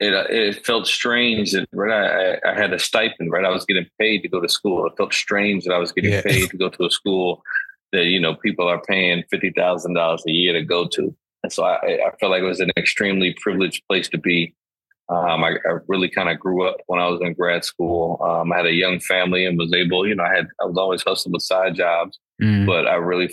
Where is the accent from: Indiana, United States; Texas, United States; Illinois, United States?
Illinois, United States; Chicago; moved away as an adult; also born or lived in Boston; now in New York, United States; I'm born and raised in Chicago